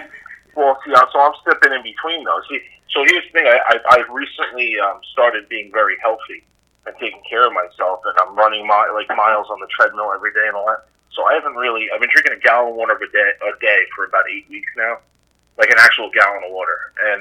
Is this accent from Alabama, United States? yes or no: no; Queens, New York, United States; Growing up in Queens, like Jill and I did